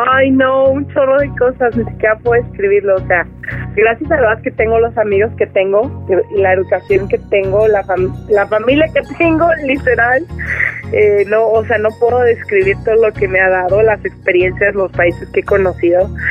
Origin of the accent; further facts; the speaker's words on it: Mexico; moved away as an adult; now in United States; soy súper mexicana